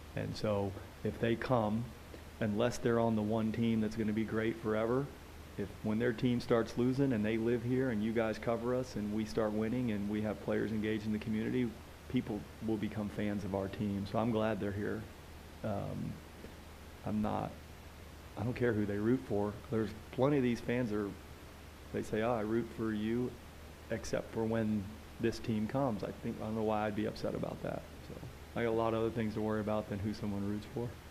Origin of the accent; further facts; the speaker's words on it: East Coast, United States; moved away; also born or lived in Dallas; I grew up in the East Coast and ended up in Dallas